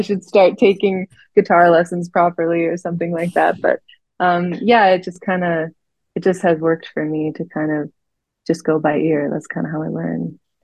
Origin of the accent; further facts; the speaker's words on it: Canada; also born or lived in Vancouver; I grew up in the mountains, so I was outside most of the time